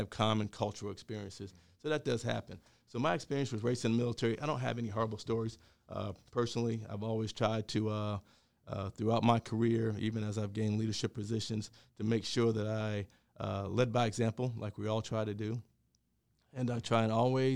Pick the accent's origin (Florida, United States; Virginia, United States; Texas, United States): Virginia, United States; Cumberland County; moved away; also born or lived in Atlantic City; I grew up in Cumberland County, Virginia.